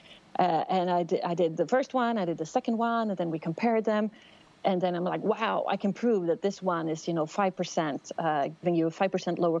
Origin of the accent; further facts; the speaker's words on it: outside Stockholm, Stockholm County, Sweden; also born or lived in United States; I grew up outside Stockholm, Sweden.